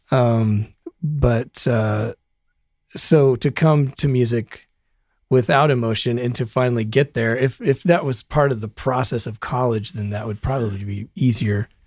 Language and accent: English; Broomfield, Colorado, United States; moved away as an adult; also born or lived in Denver; now in Los Angeles, United States; I grew up in Broomfield, Colorado